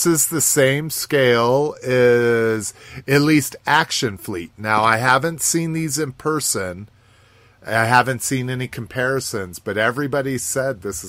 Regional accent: Southwest, United States; growing up in the Southwest

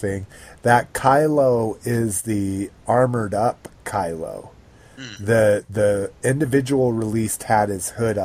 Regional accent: New Mexico, United States; I grew up in New Mexico

